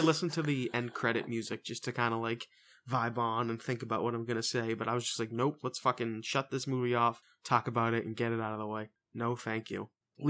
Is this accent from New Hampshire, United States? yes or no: no; Boston, Massachusetts, United States; I've always enjoyed that, even as a Bostonian.